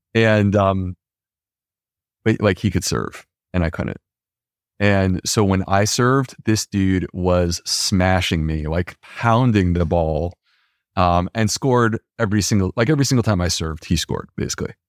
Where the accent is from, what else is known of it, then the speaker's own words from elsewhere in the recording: Upstate New York, United States; Upstate New York